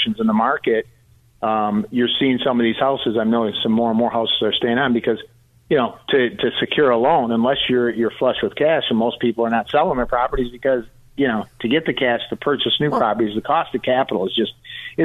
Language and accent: English; Detroit, Michigan, United States; I'm from the Detroit area, and I grew up as, you know, yeah. I went to high school with Mary Barra